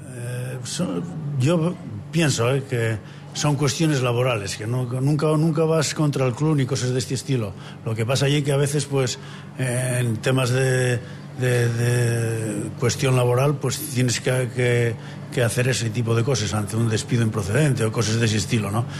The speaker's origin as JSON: {"language": "Spanish", "region": "Asturias", "country": "Spain", "said": "como asturiano y como profesor de educación física"}